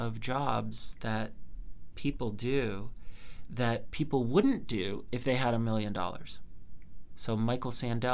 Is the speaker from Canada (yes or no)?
yes; Canada; I'm Canadian